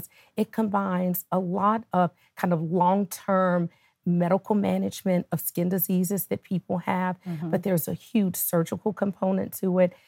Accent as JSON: {"language": "English", "town": "Nashville", "region": "Tennessee", "country": "United States", "moved": "as an adult", "lives_now": "Atlanta, United States", "said": "I am originally from Nashville, Tennessee"}